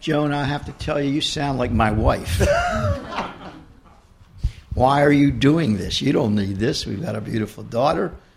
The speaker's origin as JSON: {"language": "English", "town": "Baltimore", "region": "Maryland", "country": "United States", "tie": "born or raised there", "said": "We grew up with Nancy in East Baltimore"}